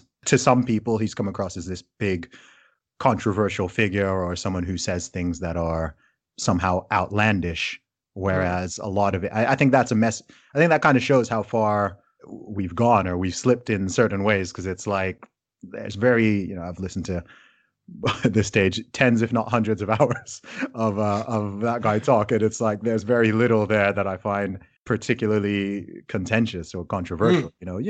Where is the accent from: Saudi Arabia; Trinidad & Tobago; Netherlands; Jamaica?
Saudi Arabia; also born or lived in United Kingdom; so I obviously I am British, despite my accent not giving it away. So I was born in the UK. However, my family is originally from Nigeria.